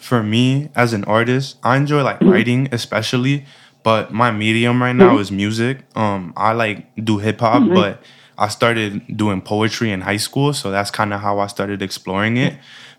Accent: New York City, New York, United States; I'm from Manhattan.

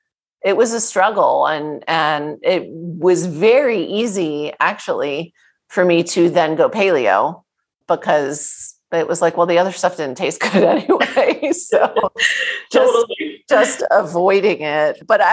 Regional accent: East Coast, United States; I grew up on the East Coast in a Jewish family.

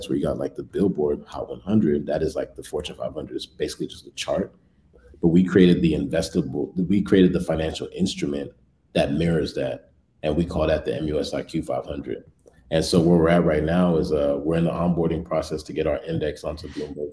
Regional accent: Bay Area, California, United States; also born or lived in Washington, D.C. / Los Angeles / New York; now in Chicago, United States; I'm from the Bay

